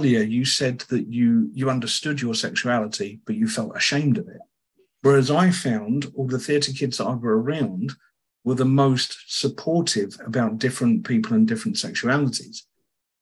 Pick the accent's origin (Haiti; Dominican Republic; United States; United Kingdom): United Kingdom; South Britain, England; I'm South British